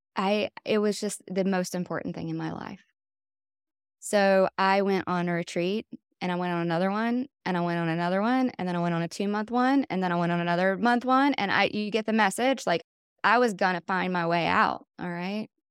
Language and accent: English; Wilkesboro, North Carolina, United States; now in Swannanoa, United States; I grew up on Wilkes-Barre, which is a couple hours away from here in North Carolina, and it's a very conservative, small town.